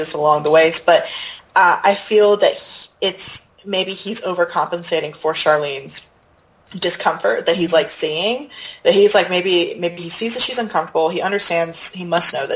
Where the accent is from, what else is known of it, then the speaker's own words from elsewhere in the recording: North Carolina, United States; accent: Southern; I'm from North Carolina, but I do definitely say y'all